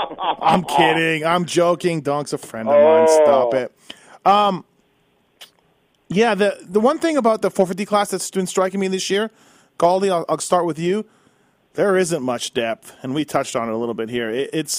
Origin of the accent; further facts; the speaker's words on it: Canada; I'm Canadian. You guys know I love it up there.